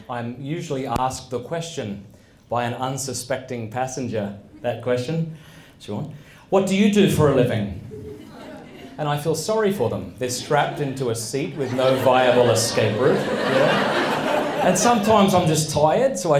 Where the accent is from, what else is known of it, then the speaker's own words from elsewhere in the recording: Australia; moved away as an adult; now in United States; I'm from Australia